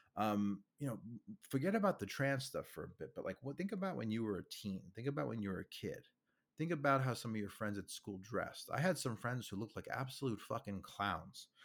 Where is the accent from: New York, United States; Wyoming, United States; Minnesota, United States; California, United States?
New York, United States; I'm from New York. I'm a New Yorker born and raised